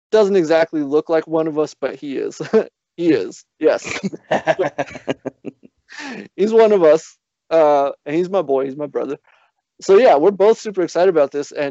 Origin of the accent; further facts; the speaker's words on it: Miami, Florida, United States; also born or lived in Guatemala; born in Guatemala. I grew up in Miami, Florida.